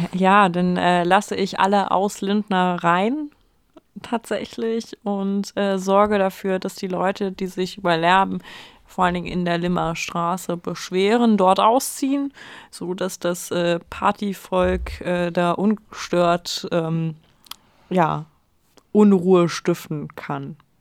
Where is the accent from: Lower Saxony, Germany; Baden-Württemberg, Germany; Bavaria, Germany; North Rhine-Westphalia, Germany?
Lower Saxony, Germany; former inner-German border area; ich aus einem äh, ehemaligen Grenzgebiet komme.